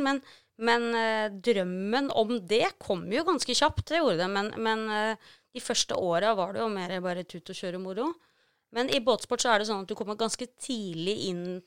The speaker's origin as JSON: {"language": "Norwegian", "country": "Norway", "said": "som nordmann"}